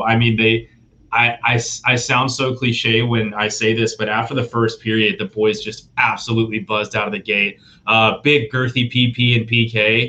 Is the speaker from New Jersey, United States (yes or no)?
no; Dallas, Texas, United States; I am a Dallas Stars guy, born and raised in Dallas.